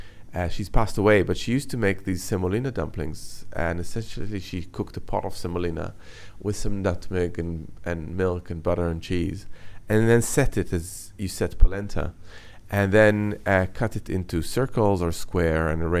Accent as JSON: {"language": "English", "town": "Jerusalem", "region": "Jerusalem District", "country": "Israel", "tie": "born or raised there", "said": "So I was born and brought up in Jerusalem, which is kind of in the heart of the Middle East."}